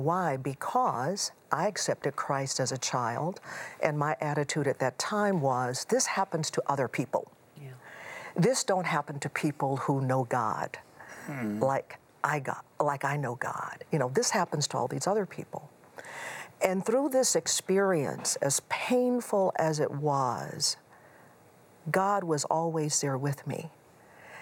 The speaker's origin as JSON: {"language": "English", "town": "Houston", "region": "Texas", "country": "United States", "tie": "born or raised there", "also_born_or_lived": "Chicago area", "moved": "yes", "said": "I grew up in Houston"}